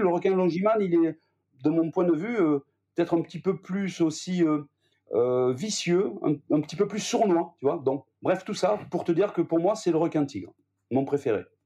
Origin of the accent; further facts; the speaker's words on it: Gers, Occitania, France; je suis né, moi, dans le Gers, pas très loin de l'endroit où est né D'Artagnan